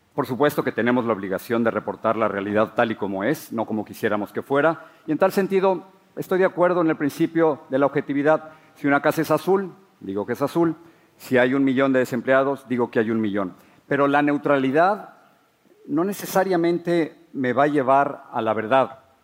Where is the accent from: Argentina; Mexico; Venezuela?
Mexico; Mexico City; moved away as an adult; now in United States; Crecí en la Ciudad de México